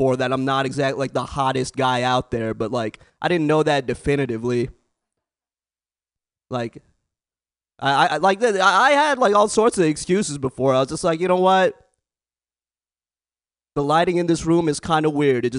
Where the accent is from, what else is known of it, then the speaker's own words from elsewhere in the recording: the Bay Area, California, United States; born and raised in the Bay